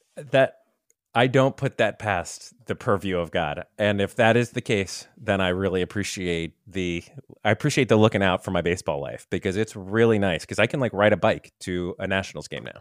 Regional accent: Tampa, Florida, United States; when I was a kid growing up in Tampa

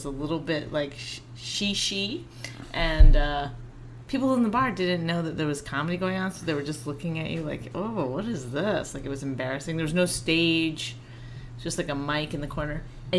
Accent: Cold Lake, Alberta, Canada; From Cold Lake, Alberta.

